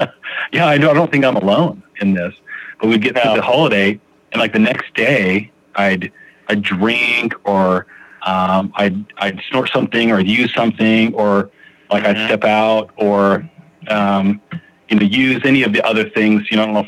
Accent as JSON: {"language": "English", "town": "Phoenix", "region": "Arizona", "country": "United States", "lives_now": "Utah, United States", "said": "I am currently residing in Utah. I still claim that I'm a Phoenix boy, but I think I probably lived in Utah more in my life."}